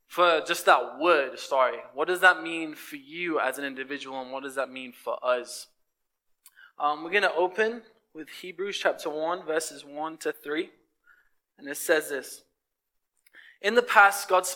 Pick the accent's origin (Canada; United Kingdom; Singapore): United Kingdom; England; moved away as an adult; I came from England.